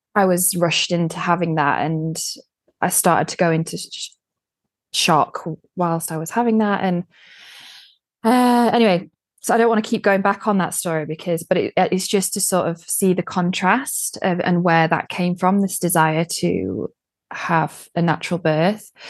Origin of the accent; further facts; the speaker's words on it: United Kingdom; moved away as an adult; now in Sweden; being British